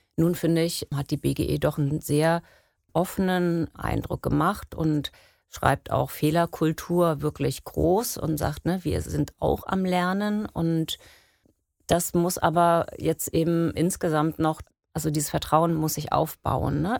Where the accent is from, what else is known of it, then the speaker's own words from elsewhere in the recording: Geesthacht, Schleswig-Holstein, Germany; ich bin in Geesthacht aufgewachsen